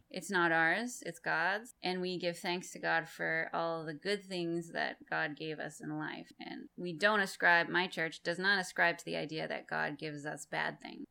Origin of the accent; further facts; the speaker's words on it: Massachusetts, United States; moved away; I'm from Massachusetts originally